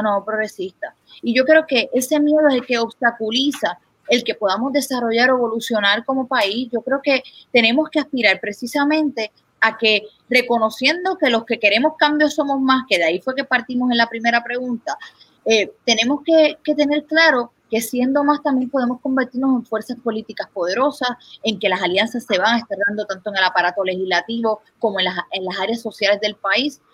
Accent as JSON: {"language": "Spanish", "country": "Puerto Rico"}